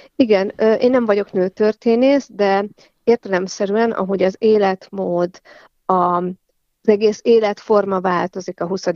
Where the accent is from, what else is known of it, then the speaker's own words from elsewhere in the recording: Kaposvár, Somogy, Hungary; also born or lived in Fonyódliget; now in Siófok, Hungary; Kaposvári születésű vagyok, és Fonyódligeten töltöttem a nyarakat